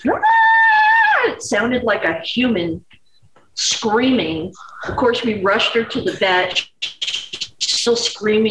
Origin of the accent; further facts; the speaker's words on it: South Louisiana, United States; moved away; I grew up in South Louisiana